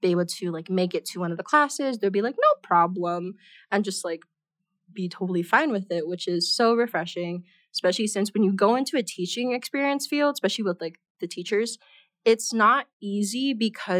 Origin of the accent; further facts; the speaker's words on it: Oahu, Hawaii, United States; moved away as an adult; now in Denver, United States; I'm originally from Hawaii, the island of Oahu